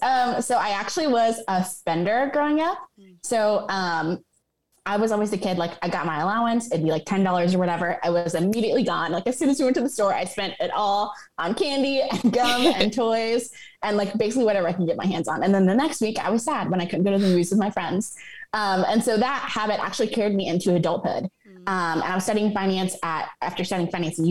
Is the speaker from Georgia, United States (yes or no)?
yes; Atlanta, Georgia, United States; I'm actually based in Atlanta, Georgia. I'm an Atlanta native